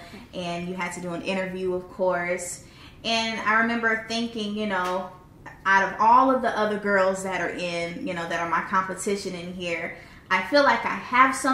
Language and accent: English; Lumberton, North Carolina, United States; moved away; I'm from Lumberton, North Carolina